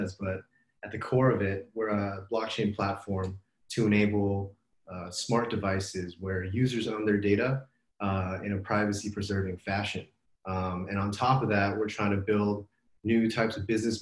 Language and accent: English; Los Angeles, California, United States; moved away as an adult; also born or lived in New York; now in Bay Area, United States; I grew up in Los Angeles, went to school